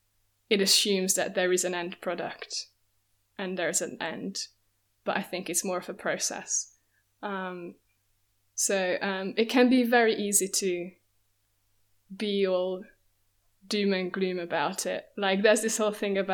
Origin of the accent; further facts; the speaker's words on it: Hungary; now in London, United Kingdom; I'm originally from Hungary, but I'm London-based at the moment.